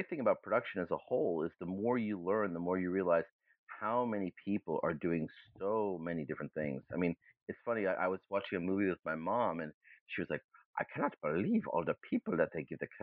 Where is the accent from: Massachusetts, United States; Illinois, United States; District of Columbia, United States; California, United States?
Massachusetts, United States; Boston; first language German; English is a second language; also born or lived in New Haven, Connecticut / Hamburg, Germany / Princeton, New Jersey; And so I grew up mostly in Boston.